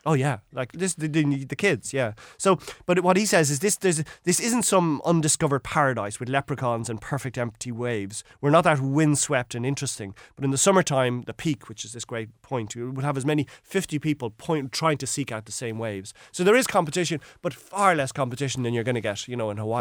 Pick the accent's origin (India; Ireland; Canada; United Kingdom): Ireland; we as Irish people